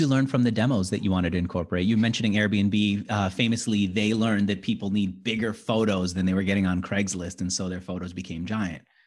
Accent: New York City, New York, United States; also born or lived in Manhattan; I grew up in Queens and then I moved to Manhattan

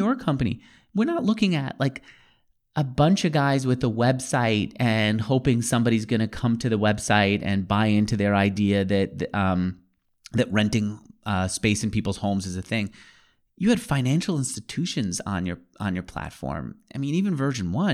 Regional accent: New York, United States; I grew up in New York too, in one of the outer boroughs

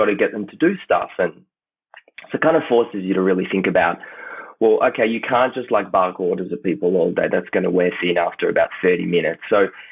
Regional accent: Tel Aviv, Tel Aviv District, Israel; moved away as an adult; now in Melbourne, Australia; I grew up in Tel Aviv

